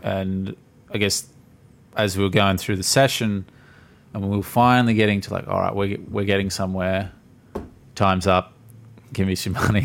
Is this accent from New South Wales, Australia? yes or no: no; Gold Coast, Queensland, Australia; I'm born and raised on the Gold Coast